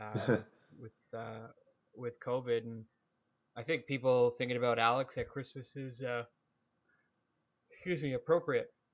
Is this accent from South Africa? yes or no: no; Canada